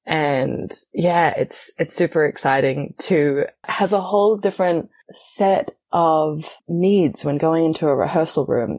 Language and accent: English; New Zealand; moved away as an adult; also born or lived in Australia; now in Paris, France; I am originally from New Zealand and I came to France in 2016, 2015